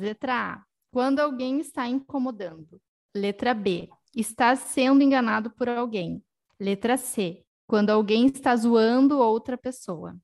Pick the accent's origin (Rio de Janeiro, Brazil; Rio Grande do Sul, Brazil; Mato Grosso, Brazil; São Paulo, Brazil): Rio Grande do Sul, Brazil; Porto Alegre; moved away as an adult; now in Portugal; nós somos de Porto Alegre